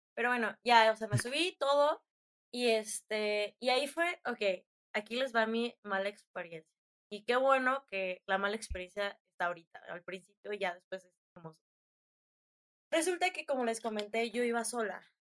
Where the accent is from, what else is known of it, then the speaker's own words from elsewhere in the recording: Tula de Allende, Hidalgo, Mexico; now in Querétaro, Mexico; soy de Hidalgo, nací en Tula de Allende, Hidalgo, pero después me mudé a Querétaro